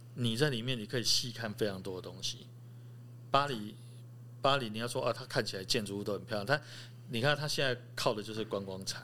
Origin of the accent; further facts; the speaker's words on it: Chiayi, Chiayi City, Taiwan; moved away; also born or lived in Taipei; 我是嘉义人，我嘉义出生